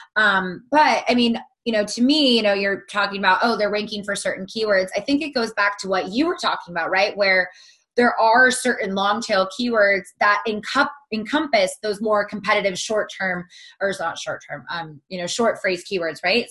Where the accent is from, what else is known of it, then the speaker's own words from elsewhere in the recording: Southern California, United States; also born or lived in Pittsburgh; I'm from Southern California.